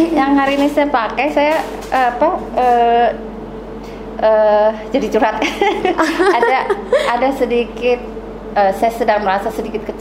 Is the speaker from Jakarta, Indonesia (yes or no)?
yes; Jakarta, Indonesia; also born or lived in Sumatra / Bandung; kami orang Bali yang selalu tinggal di luar Bali. Saya nggak pernah tinggal di Bali ya.